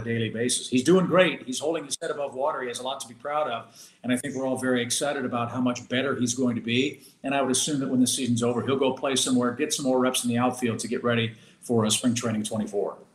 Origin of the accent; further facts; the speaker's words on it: St. Louis, Missouri, United States; also born or lived in Georgia; I grew up here in St. Louis